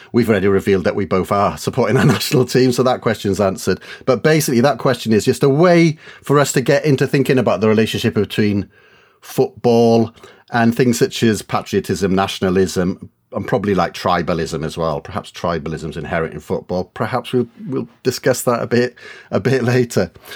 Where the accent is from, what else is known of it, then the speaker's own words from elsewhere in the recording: Wales, United Kingdom; moved away; also born or lived in Leeds; I grew up in Wales